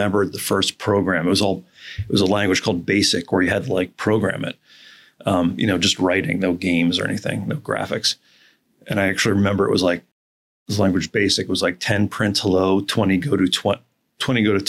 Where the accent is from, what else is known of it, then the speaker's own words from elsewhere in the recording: United States; also born or lived in New York City; I'm from New York City originally, and I grew up sort of in between New York and Philadelphia and kind of like a woodsy area